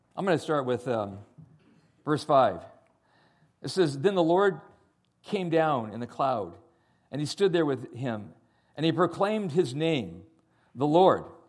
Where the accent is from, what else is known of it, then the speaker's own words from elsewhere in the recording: San Jose, California, United States; I was born in San Jose, California